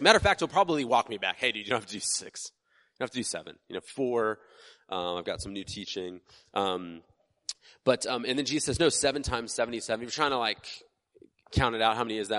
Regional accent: United States

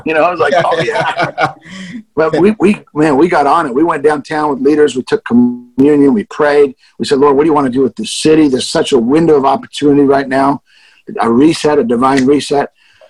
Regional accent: Canada; now in Nashville, United States; And I've been here since 86. I moved to Nashville from Canada originally.

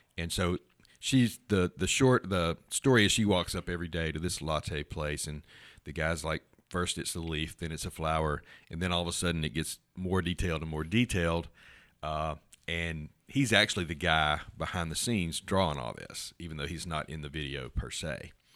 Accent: Houston, Texas, United States; I was born in Houston.

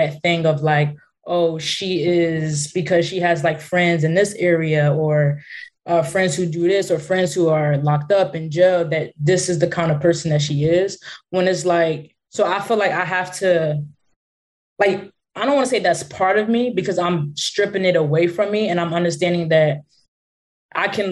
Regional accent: Philadelphia, Pennsylvania, United States; I'm from Philly. So that's like I grew up in the hood

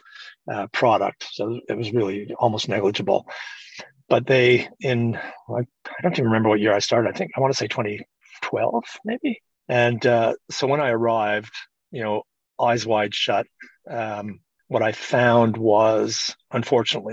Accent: Canada; being a Canadian, where you never want to offend anybody

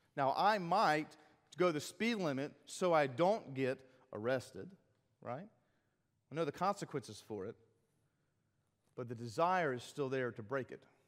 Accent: South Carolina, United States; I'm South Carolinian

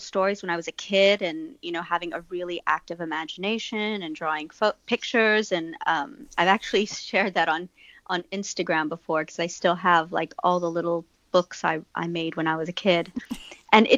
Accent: Texas, United States; I'm from Texas

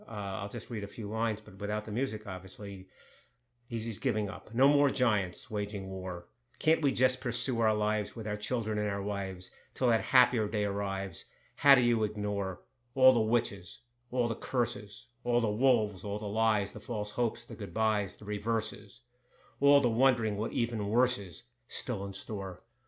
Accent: New York, United States; I grew up in New York. I'm a, a Jewish person from New York

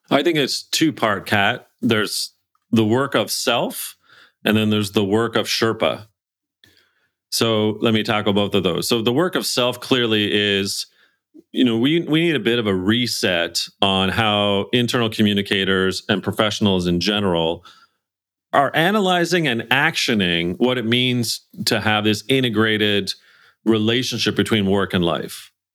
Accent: Canada; I'm Canadian, we're English

